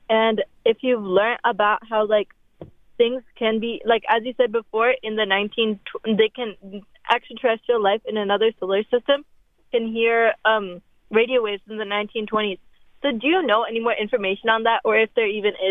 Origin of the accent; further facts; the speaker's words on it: Fremont, California, United States; Um, I'm a high schooler. I'm from Fremont, California